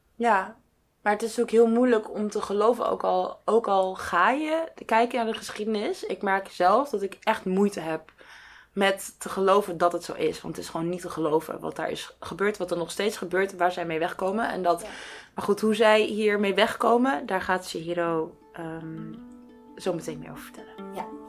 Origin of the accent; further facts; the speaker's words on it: Netherlands; wij ons als Nederlander of als Europeaan